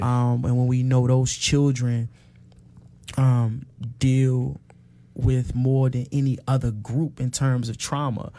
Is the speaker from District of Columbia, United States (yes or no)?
yes; Washington, District of Columbia, United States; I grew up on Hanover Place um, in Northwest Washington